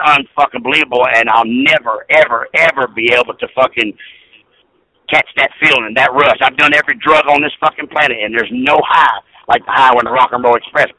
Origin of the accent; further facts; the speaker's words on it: Hendersonville, Tennessee, United States; also born or lived in Australia; I grew up in Hendersonville, Tennessee. My neighbors were the Oak Ridge Boys, fucking Bobby Bear, and Johnny Cash, and Conway Twitty.